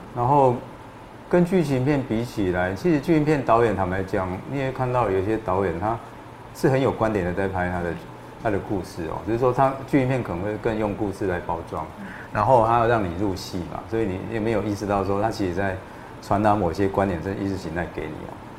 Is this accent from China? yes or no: no; Changhua County, Taiwan; moved away as an adult; also born or lived in Miaoli / Taipei; 我是在彰化长大，但我在苗栗出生的